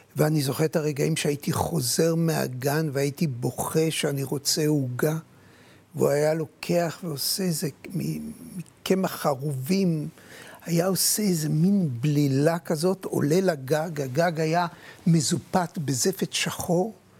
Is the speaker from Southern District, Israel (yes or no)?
no; Jerusalem, Jerusalem District, Israel; כשנולדתי, נולדתי בירושלים, נולדתי מול החומות בתלביה